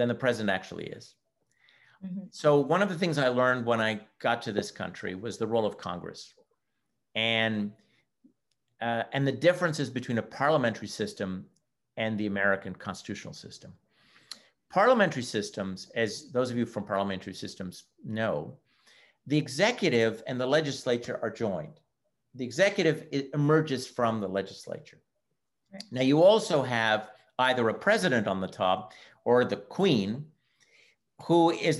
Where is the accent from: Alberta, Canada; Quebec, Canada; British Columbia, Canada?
Quebec, Canada; Montreal; first language English; now in United States; Well, I was born in Canada, and I'm from the province of Quebec, from Montreal. I do speak French, but my mother tongue is English.